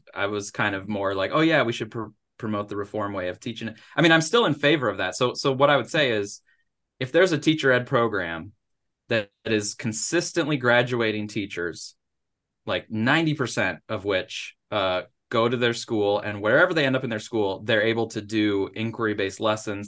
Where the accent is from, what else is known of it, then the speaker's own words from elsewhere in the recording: Upper Peninsula of Michigan, United States; moved away as an adult; now in Missouri, United States; I grew up in the Upper Peninsula of Michigan